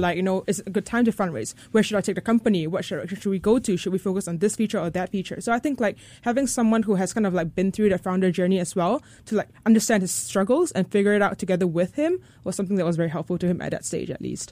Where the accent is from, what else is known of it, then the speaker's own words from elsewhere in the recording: Singapore; born in Singapore. I'm Singaporean.